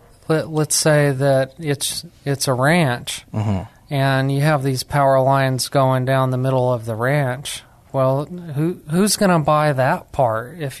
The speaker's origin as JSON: {"language": "English", "region": "New Mexico", "country": "United States", "said": "And I'm actually from New Mexico, where there's lots of barren land."}